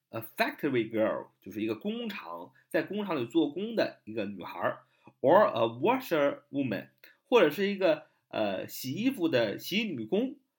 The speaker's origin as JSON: {"language": "Chinese", "country": "China", "said": "我们中国人"}